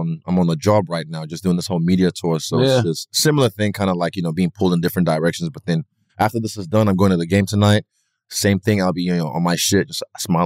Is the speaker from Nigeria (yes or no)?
yes; Nigeria; I'm Nigerian